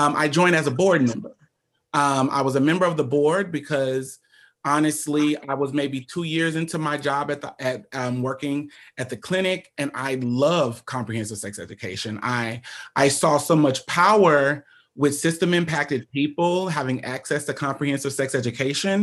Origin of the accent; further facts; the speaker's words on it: Omaha, Nebraska, United States; I'm born and raised in Omaha, Nebraska